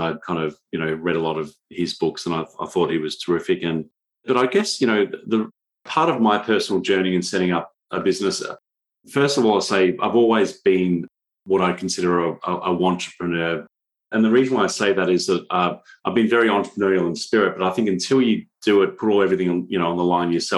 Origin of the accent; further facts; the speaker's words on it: Australia; I'm from Australia